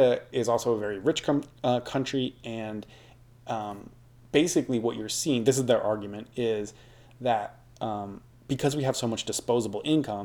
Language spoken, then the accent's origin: English; United States; as an American